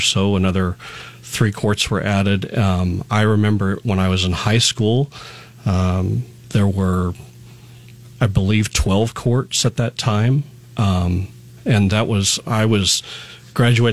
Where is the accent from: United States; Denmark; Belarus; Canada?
United States; Lincoln, Nebraska; I'm a lifelong Lincolnite. I grew up using Woods Park. I grew up in Northeast Lincoln